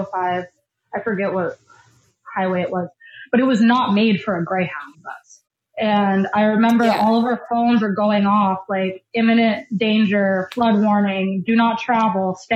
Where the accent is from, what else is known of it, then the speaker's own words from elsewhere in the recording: Florida, United States; I'm from Florida.